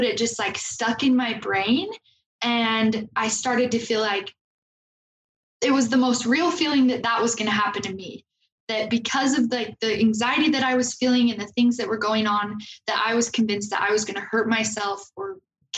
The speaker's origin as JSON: {"language": "English", "town": "Logan", "region": "Utah", "country": "United States", "said": "I'm from Logan, and I came to BYU right after high school"}